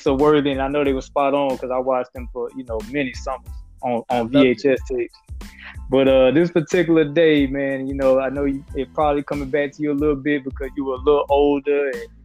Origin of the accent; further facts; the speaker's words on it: Pensacola, Florida, United States; I grew up in Pensacola, and from the time I was 7 years old, I knew I was going to go to Woodham High School